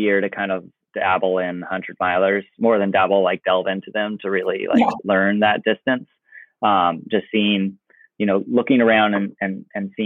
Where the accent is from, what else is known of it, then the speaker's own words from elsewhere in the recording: Oregon, United States; I grew up in Oregon.